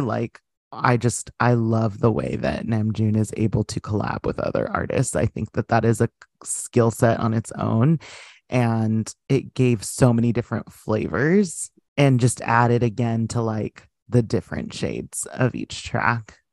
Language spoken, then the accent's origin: English; United States; as an American